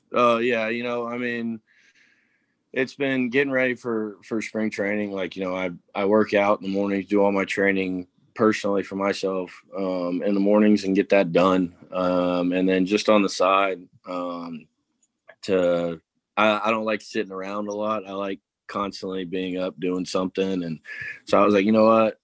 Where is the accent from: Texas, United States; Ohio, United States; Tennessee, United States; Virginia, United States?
Tennessee, United States; moved away; I'm from Tennessee originally